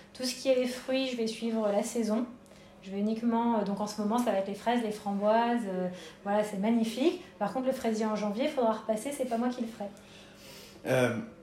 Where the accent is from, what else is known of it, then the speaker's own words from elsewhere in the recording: Paris, Île-de-France, France; moved away as an adult; now in Bordeaux, France; je suis parisienne d'origine